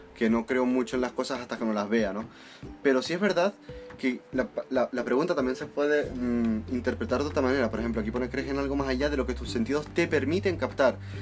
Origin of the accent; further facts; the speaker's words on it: Italy; now in Canary Islands, Spain; soy italiano.